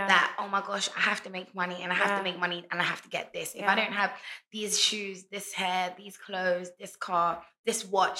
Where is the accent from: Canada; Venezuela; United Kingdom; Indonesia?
United Kingdom; London; moved away as an adult; now in Ghana; Born and raised in London my whole life in the UK. And moved to Ghana nearly four years ago